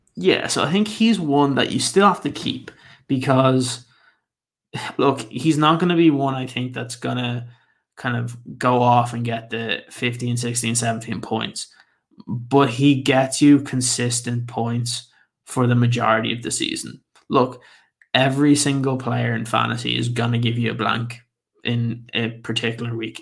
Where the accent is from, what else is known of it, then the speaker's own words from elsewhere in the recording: Ireland; I'm Irish